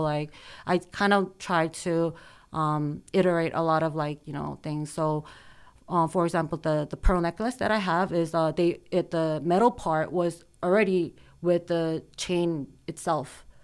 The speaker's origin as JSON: {"language": "English", "country": "South Korea", "tie": "born or raised there", "also_born_or_lived": "United States", "said": "I was born in the States, but I grew up in Korea."}